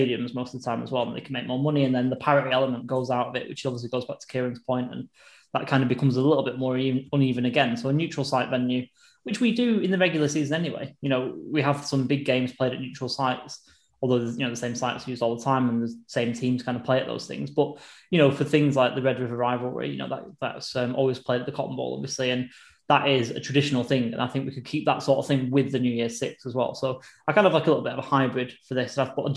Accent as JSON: {"language": "English", "country": "United Kingdom", "said": "as four British people"}